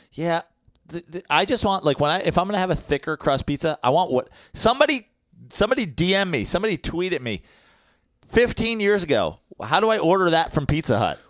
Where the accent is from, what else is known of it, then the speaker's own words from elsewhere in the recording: New York, United States; I'm a New Yorker